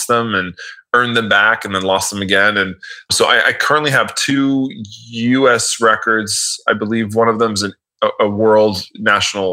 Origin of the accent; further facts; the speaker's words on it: Miami, Florida, United States; I'm from Miami. So I know Miami very well in terms of directions and where everything is laid out